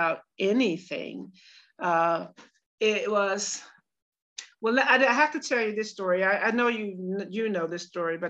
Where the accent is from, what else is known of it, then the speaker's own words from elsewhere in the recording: United States; moved away as an adult; also born or lived in Boden, Sweden; now in Stockholm, Sweden; I'm also American, and I'd like to get in touch with her because I'm like the only American up here